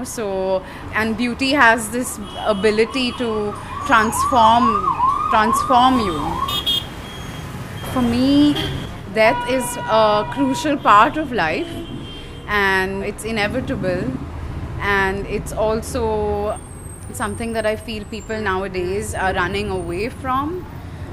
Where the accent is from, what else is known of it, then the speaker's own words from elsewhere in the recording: Mumbai, Maharashtra, India; also born or lived in Baroda, Gujarat / Netherlands; I'm from Mumbai. I grew up here